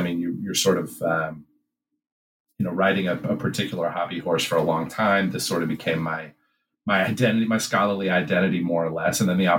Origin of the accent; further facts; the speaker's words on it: Midwest, United States; moved away as an adult; also born or lived in Kentucky; I grew up in the Midwest.